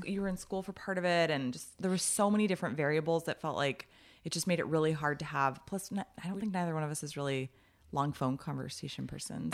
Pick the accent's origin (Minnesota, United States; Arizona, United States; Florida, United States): Arizona, United States; moved away as an adult; I was from Arizona